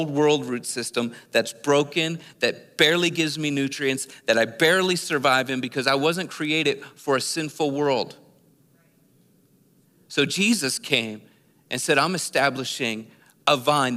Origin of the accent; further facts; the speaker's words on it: Philadelphia, Pennsylvania, United States; We moved from Philadelphia, the city, to the outer suburbs of Philadelphia